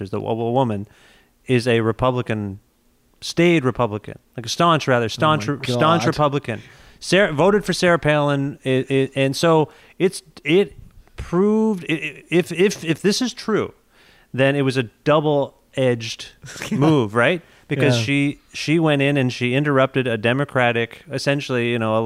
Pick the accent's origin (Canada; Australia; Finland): Canada; Cambridge, Ontario; my hometown of Cambridge, Ontario